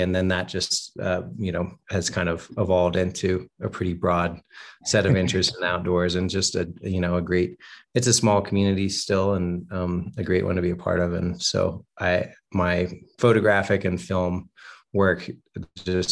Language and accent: English; Western North Carolina, United States; also born or lived in Chapel Hill, North Carolina; I grew up in Western North Carolina, and went to school in Chapel Hill